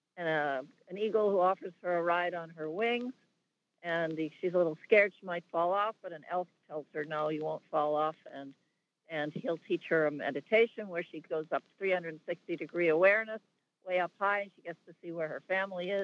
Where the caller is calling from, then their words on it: Hartsdale, New York, United States; I'm calling from Hartsdale, New York.